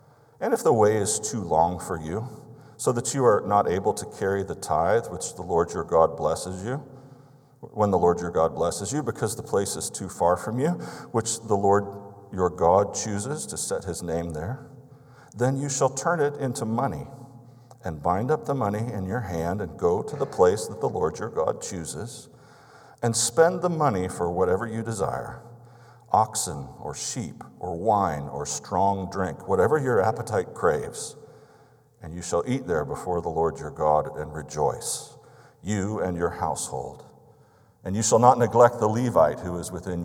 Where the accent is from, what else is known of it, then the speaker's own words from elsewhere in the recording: Albuquerque, New Mexico, United States; now in South Dakota, United States; I grew up in Albuquerque, New Mexico.